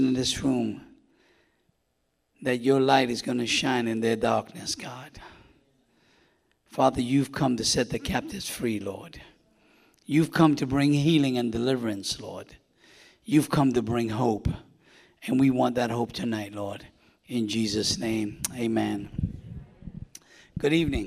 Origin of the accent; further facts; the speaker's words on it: New York City, New York, United States; moved away; also born or lived in Winter Haven, Florida; I grew up in New York City, was born and raised, born in Manhattan, delivered to the Bronx